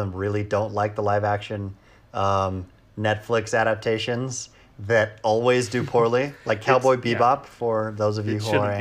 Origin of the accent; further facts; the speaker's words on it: United States; as an American